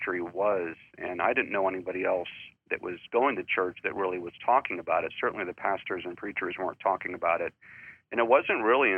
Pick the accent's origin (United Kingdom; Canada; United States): United States; Gilmanton Iron Works, New Hampshire; also born or lived in Pennsylvania; I'm born and raised in New Hampshire